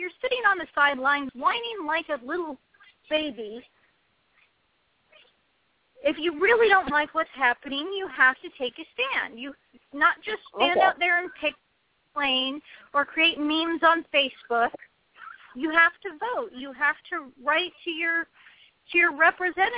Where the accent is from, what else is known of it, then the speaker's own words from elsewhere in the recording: United States; I was born in this country and I grew up being taught about the rights and responsibilities of being an American citizen